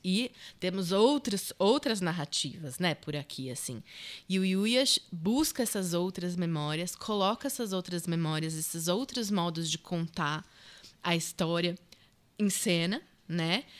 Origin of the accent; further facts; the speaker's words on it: Brazil; Eu nasci no Brasil, minha mãe mora aqui há 40 anos.